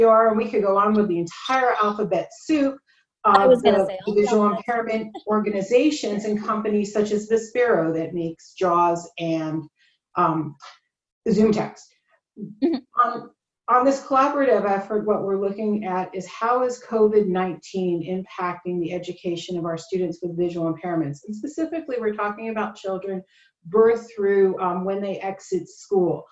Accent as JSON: {"language": "English", "region": "New Jersey", "country": "United States", "tie": "born or raised there", "moved": "yes", "lives_now": "Tucson, United States", "said": "I grew up in New Jersey"}